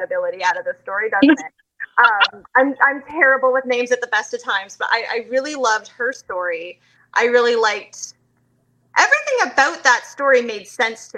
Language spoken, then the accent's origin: English; Canada; also born or lived in London, Ontario; I'm from Canada.